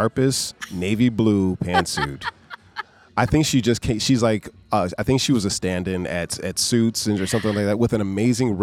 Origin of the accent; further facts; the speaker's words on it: Western New York, United States; I'm from Western New York